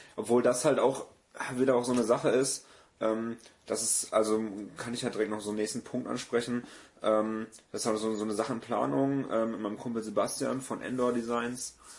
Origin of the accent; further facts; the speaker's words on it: Gummersbach, North Rhine-Westphalia, Germany; also born or lived in Neuss; now in Cologne, Germany; gebürtiger Neusser und aufgewachsen im schönen Gummersbach